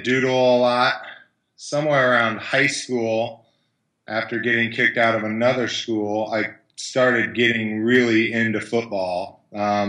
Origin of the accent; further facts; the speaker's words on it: Kansas City, United States; I grew up in Kansas City, 1973, born to an NFL football player